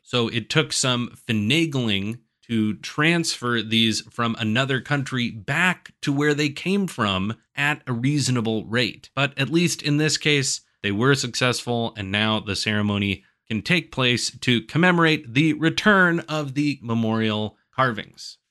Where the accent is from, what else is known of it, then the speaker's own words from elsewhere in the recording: Illinois, United States; my home state of Illinois